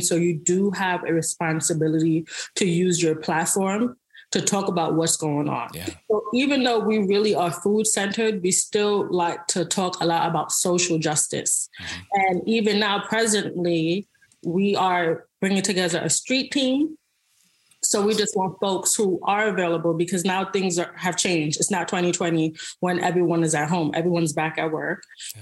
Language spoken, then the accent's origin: English; New York City, New York, United States; I was from the Bronx, New York. Um, I grew up on food stamps